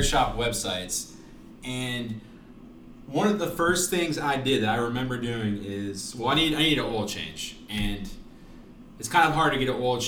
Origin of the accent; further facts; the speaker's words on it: Raleigh, North Carolina, United States; I grew up in Raleigh when I was able to drive. So Raleigh, North Carolina